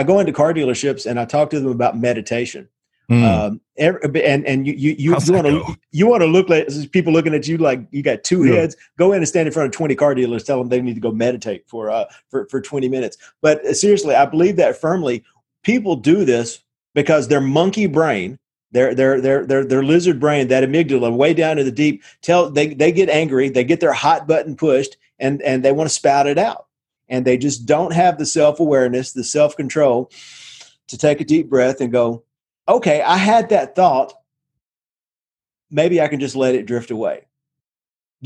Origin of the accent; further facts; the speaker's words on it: Nashville, Tennessee, United States; also born or lived in Memphis; I'm a redneck from Nashville, Tennessee